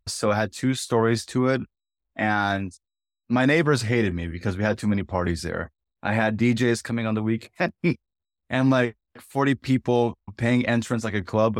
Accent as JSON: {"language": "English", "town": "San Diego", "region": "California", "country": "United States", "also_born_or_lived": "Ireland / Minnesota / Abakan, Russia", "moved": "as an adult", "lives_now": "Sochi, Russia", "said": "I'm from San Diego, California, and I was educated in Ireland."}